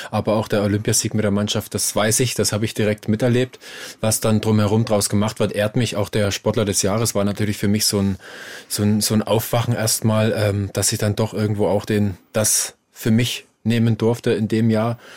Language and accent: German; Saxony, Germany; Ja, ich komme aus dem Erzgebirge und da ist natürlich eine ganz, ganz große Tradition, was das Weihnachten angeht.